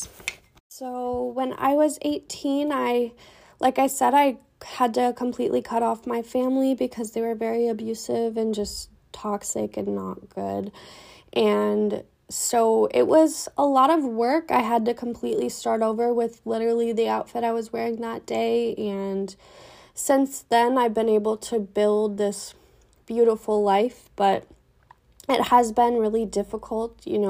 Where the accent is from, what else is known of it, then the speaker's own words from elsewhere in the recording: Minneapolis, Minnesota, United States; I was born and raised in Minneapolis, and I still live in Minneapolis currently